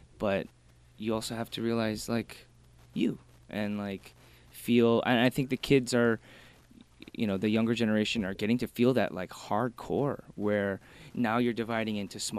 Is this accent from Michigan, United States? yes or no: yes; Michigan, United States; also born or lived in Korea; I'm from Michigan, so we had like a couple, maybe like 100,000 Korean people.